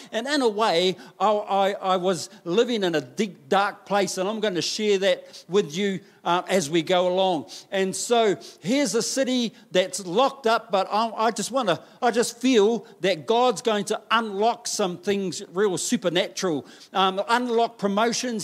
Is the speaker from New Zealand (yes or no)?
yes; Taranaki, New Zealand; I grew up in Taranaki